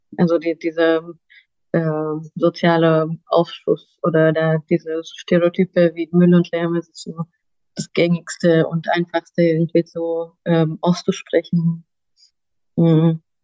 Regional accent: Romania; now in Germany; ich komme ursprünglich aus Rumänien

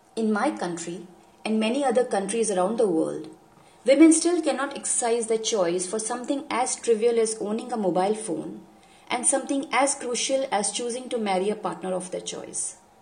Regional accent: India; I am from India

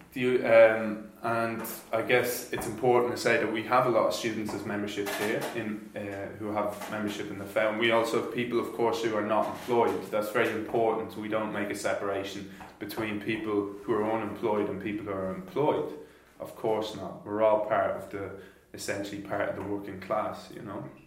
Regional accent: Ireland; moved away as an adult; now in Germany; I come from Ireland I came here four years ago

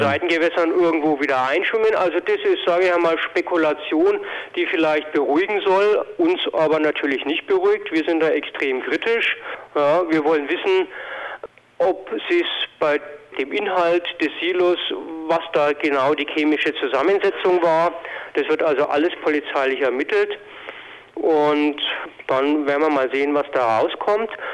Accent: Lower Bavaria, Germany; bei uns in Niederbayern

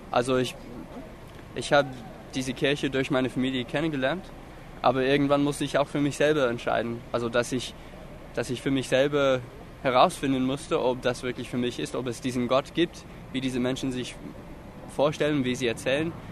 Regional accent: Florida, United States; Also, ich bin in Florida aufgewachsen und dort ist wirklich viel Feuchtigkeit in der Luft. Und ich bin einfach damit aufgewachsen

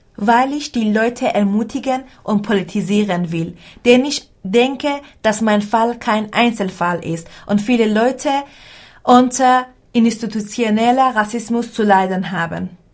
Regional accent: Iran; German is a second language; moved away as an adult; now in Marburg, Germany; ich in meinem Heimatland ein Abitur hatte

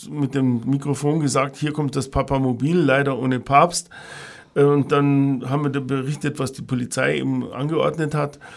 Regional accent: Ingolstadt, Bavaria, Germany; Ja, ich bin in Ingolstadt aufgewachsen. Ich bin Jahrgang 57.

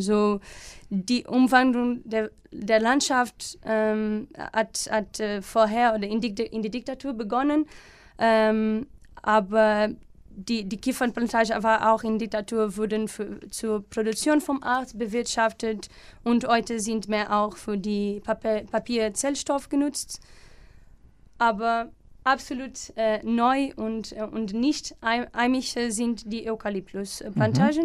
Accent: Alcobaça, Leiria District, Portugal; German is a second language; moved away as an adult; now in Germany; ich komme aus Portugal, ähm, genauer aus Alcobaça

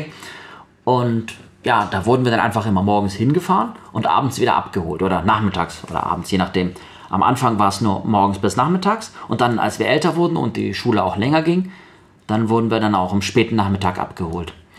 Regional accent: Sindelfingen, Baden-Württemberg, Germany; also born or lived in Kazakhstan / Böblingen; Ich komme aus Sindelfingen

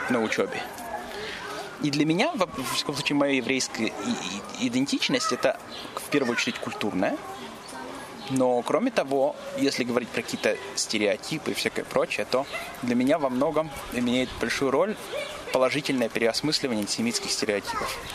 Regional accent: Israel; Смотри, дело в том, что я больше еврей, чем израильтянин я всегда, я всегда чувствовал себя больше евреем, чем израильтянином.

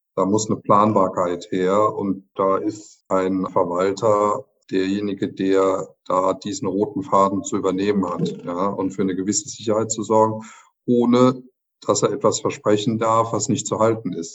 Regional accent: Germany; bei uns in Deutschland

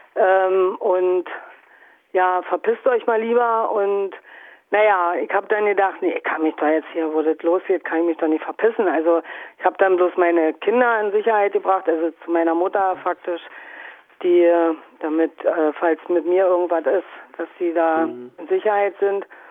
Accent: a small town in Brandenburg, Germany; now in Dresden, Germany; bin aus einem kleinen Ort in Brandenburg, also ich bin sagen DDR-Geborene, sozialisiert, aufgewachsen, und nach wie vor auf dem Gebiet.

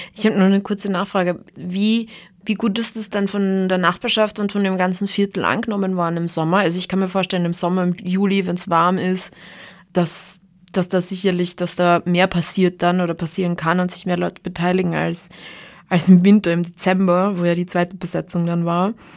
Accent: Graz, Styria, Austria; bei uns in Graz

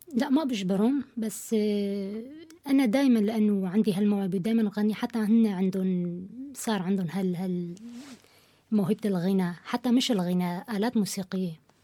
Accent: Syria; moved away as an adult; now in Kassel, Germany; من سوريا كرديه الاصل آه، صار لي اربع سنين هون بكاسل

